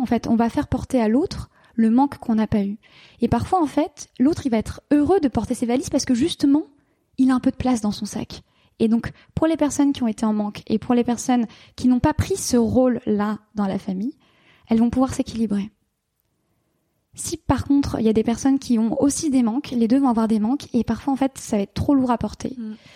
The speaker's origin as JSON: {"language": "French", "town": "Paris", "region": "Île-de-France", "country": "France", "also_born_or_lived": "London", "moved": "as an adult", "said": "à 22 ans, je suis partie, j'ai quitté la France, j'ai quitté Paris, j'ai quitté mes amis, et je suis partie m'installer à Londres"}